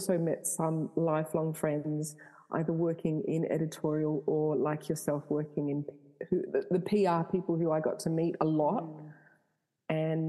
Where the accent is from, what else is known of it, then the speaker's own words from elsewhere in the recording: Canada; born there; So I was born in Canada. My parents are deeply religious. So I was brought up in the church.